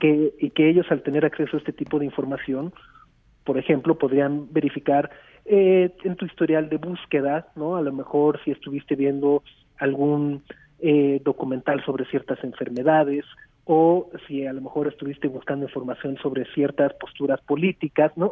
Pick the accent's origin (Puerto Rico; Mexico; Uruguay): Mexico